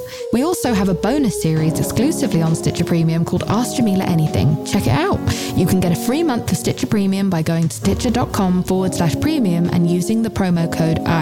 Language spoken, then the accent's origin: English; England, United Kingdom; I'm British